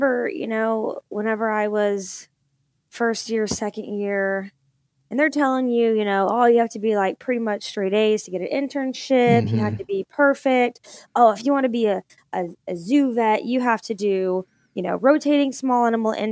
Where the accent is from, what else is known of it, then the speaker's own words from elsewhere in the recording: Fort Worth, Texas, United States; also born or lived in Grapevine, Texas; I am originally from Fort Worth, Texas, which is North Texas.